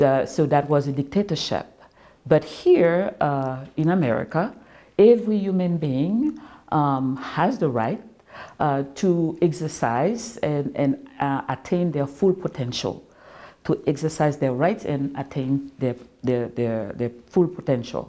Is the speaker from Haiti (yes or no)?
yes; Haiti; now in Florida, United States; I grew up in Haiti